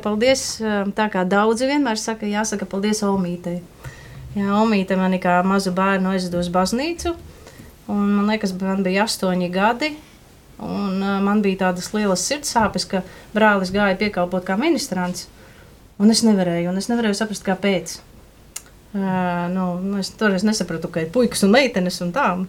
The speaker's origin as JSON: {"language": "Latvian", "town": "Rēzekne", "region": "Latgale", "country": "Latvia", "moved": "yes", "lives_now": "Riga, Latvia", "said": "es nāku no Rēzeknes."}